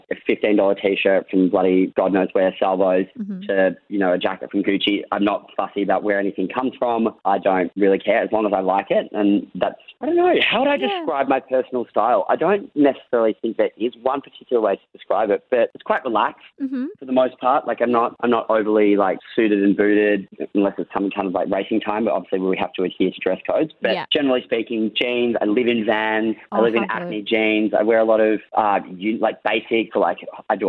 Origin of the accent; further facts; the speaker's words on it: Australia; being an Aussie kid